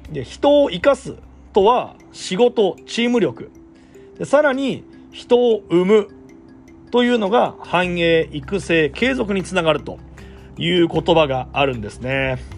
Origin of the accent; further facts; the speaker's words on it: Gifu, Japan; 僕が岐阜県に生まれたもう何かの運命ですし